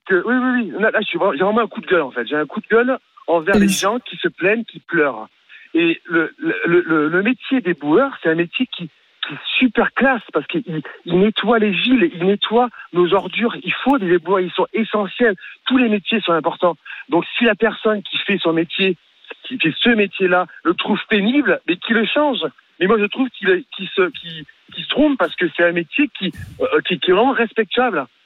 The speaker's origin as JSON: {"language": "French", "town": "Marseille", "region": "Provence-Alpes-Côte d'Azur", "country": "France", "said": "je suis marseillais"}